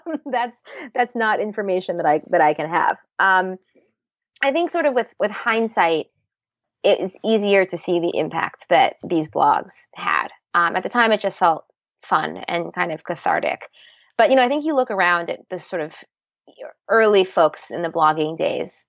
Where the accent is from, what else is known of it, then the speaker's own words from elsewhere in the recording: Seattle, Washington, United States; also born or lived in New York; I grew up in Seattle